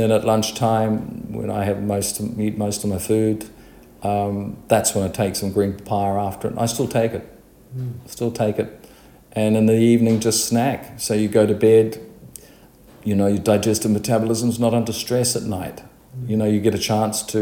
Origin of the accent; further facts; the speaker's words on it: New Zealand; me as a child experienced growing up in New Zealand